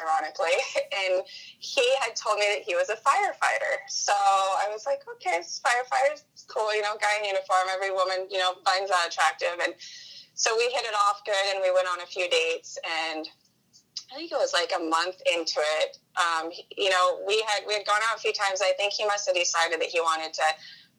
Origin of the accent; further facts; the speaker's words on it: Washington, United States; I was born and raised in Washington